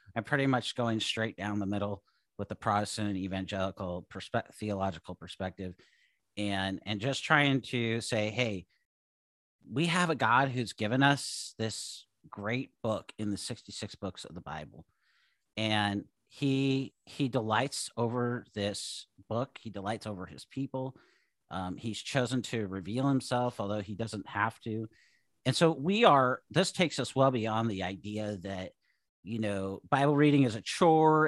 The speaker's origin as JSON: {"language": "English", "town": "Seattle", "region": "Washington", "country": "United States", "tie": "born or raised there", "also_born_or_lived": "Idaho / California / Oregon", "moved": "as an adult", "lives_now": "Southern Oregon, United States", "said": "I grew up in Seattle"}